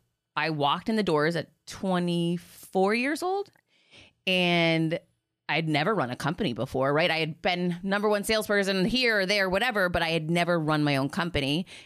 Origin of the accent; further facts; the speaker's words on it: Boston, Massachusetts, United States; Like, I grew up in outside of Boston in this, you know, big city that everyone was friends forever.